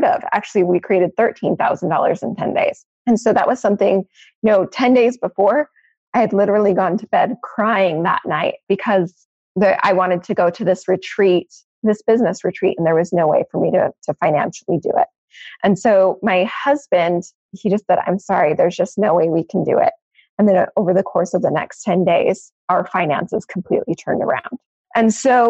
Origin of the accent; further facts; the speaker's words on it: Maine, United States; moved away; I actually grew up in Maine.